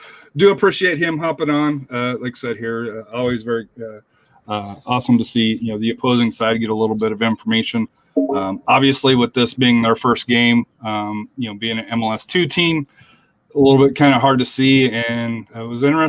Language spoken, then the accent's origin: English; Colorado, United States; moved away; growing up in Colorado